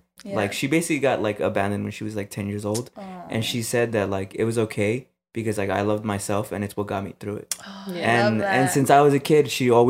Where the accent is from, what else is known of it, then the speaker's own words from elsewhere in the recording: Los Angeles, California, United States; we grew up